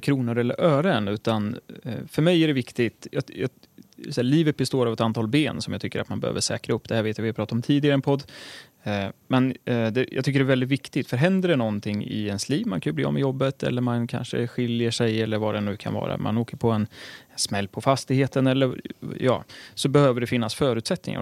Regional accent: Örebro, Örebro County, Sweden; från Örebro, eh, där jag är uppvuxen

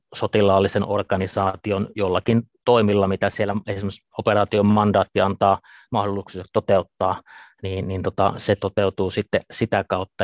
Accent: Ivalo, Lapland, Finland; kotoisin olen, olen tuota Pohjois-Suomesta Lapista, Ivalosta

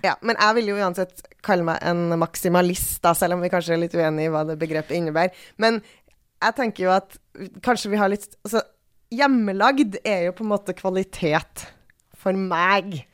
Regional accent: Trøndelag, Norway; moved away; der jeg kommer fra, som er et sted i uh, Trøndelag et sted

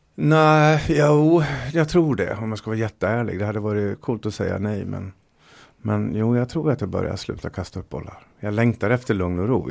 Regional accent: Dalarna County, Sweden; jag är från Dalarna

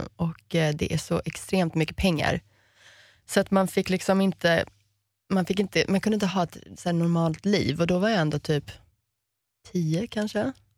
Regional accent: Miami, Florida, United States; moved away; also born or lived in Sweden; Vi växte upp som amerikaner och det är konstigt i Miami för det är ingen som är riktig amerikan där.

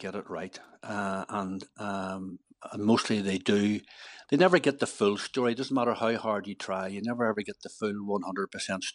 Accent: Omagh, Northern Ireland, United Kingdom; that's my hometown

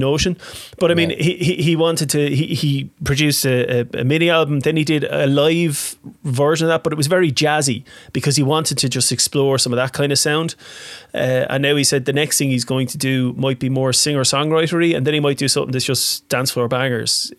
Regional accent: Waterford, Munster, Ireland; I'm from Waterford.

